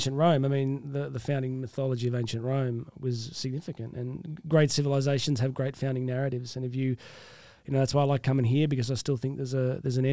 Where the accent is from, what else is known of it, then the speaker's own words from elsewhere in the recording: Australia; accent: Australian; it's a unique thing, this Australian accent. I don't even hear it. I just think I sound like me